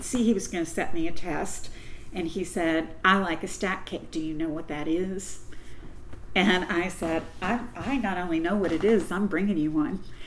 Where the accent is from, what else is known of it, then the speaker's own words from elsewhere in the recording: Louisville, Kentucky, United States; also born or lived in Corbin, Kentucky / London, Kentucky; I was born in Corbin, Kentucky, and my whole immediate family was from Corbin, and we moved to Louisville when I was a little girl